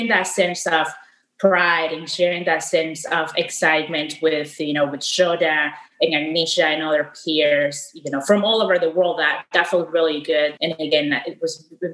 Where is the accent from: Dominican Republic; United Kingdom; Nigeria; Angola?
Dominican Republic; moved away as an adult; I studied in a polytechnic school when I was living in the Dominican Republic, which is my home country